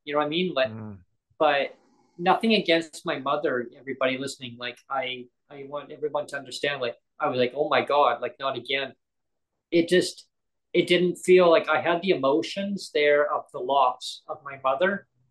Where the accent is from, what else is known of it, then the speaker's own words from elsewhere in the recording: Langley, British Columbia, Canada; moved away as an adult; also born or lived in Surrey / Kamloops / Nanaimo; where I grew up in Langley. That's what I know as my hometown